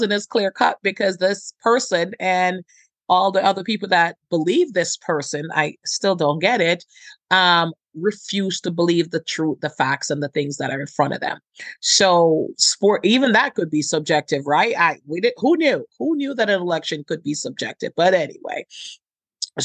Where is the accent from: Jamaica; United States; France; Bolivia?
Jamaica; I'm Jamaican